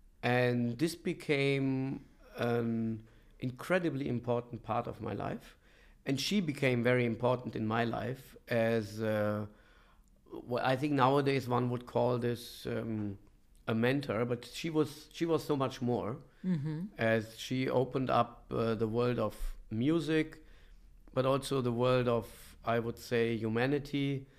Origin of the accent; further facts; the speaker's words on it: Bonn, North Rhine-Westphalia, Germany; And I was born in Germany, in Bonn. And that's where I spent my childhood, where I grew up.